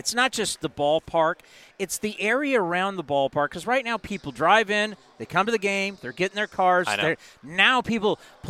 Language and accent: English; San Diego, California, United States; Oh, I'll tell you, growing up in San